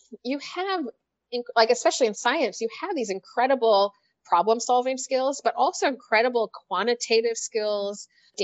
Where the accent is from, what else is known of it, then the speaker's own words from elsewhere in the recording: Canada; moved away; I'm Canadian